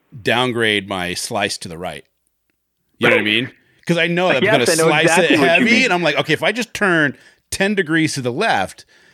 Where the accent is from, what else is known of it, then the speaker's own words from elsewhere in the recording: Washington, United States; I grew up salmon fishing. I grew up in Washington State. And I grew up on the peninsula. And then on top of that, I grew up on a peninsula on the peninsula. So it was very much like growing up on an island.